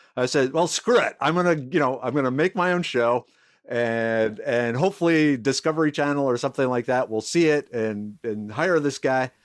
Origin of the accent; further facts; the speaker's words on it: Minnesota, United States; also born or lived in South Dakota / New York; now in Texas, United States; I grew up in Minnesota